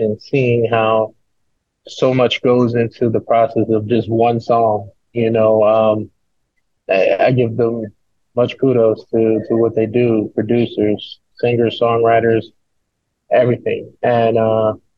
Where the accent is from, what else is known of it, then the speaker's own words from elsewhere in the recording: New York City, New York, United States; I grew up in the Bronx, in a single parent home.